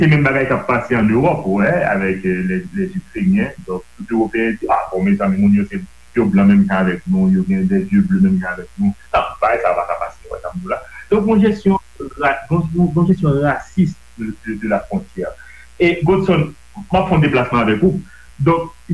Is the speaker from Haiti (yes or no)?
yes; Haiti; Un, parce que je suis noir, deux, parce que je suis haïtien.